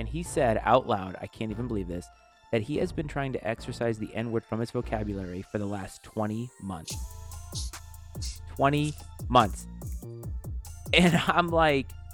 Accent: United States; as an American

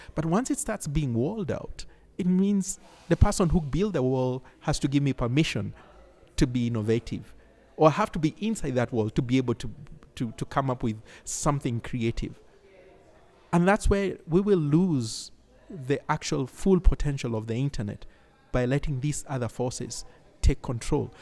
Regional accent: Nairobi, Kenya; I come from Nairobi, Kenya

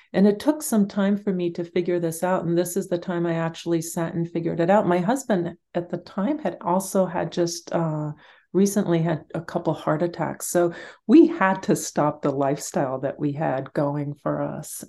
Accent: Guatemala; moved away; I grew up in Guatemala

